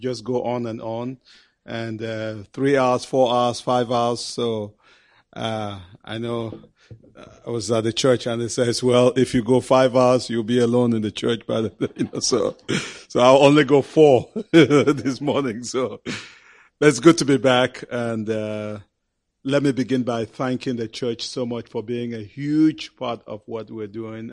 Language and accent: English; Cameroon; We went back to our country of Cameroon